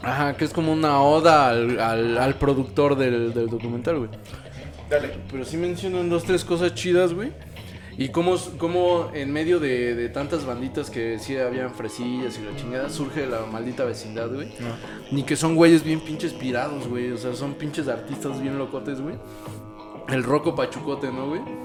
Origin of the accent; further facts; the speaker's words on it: Mexico; como mexicanos pues lo, lo entendemos con facilidad